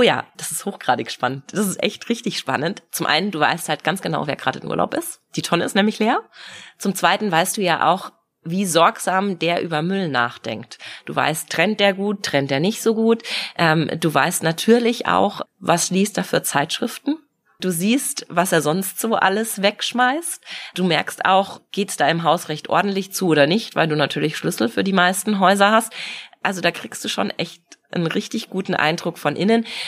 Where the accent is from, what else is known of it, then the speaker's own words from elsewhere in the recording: Munich, Bavaria, Germany; Natürlich, ich bin hier in München geboren, ich bin hier aufgewachsen